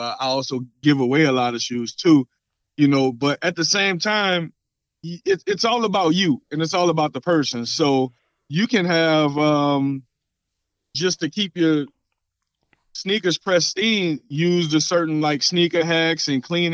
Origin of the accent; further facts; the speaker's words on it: New Orleans, Louisiana, United States; I'm from New Orleans